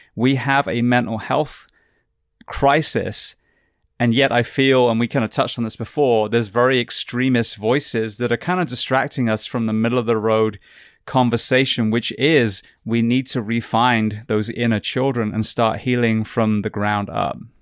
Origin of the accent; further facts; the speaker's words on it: England, United Kingdom; moved away; the healthcare that I grew up with in England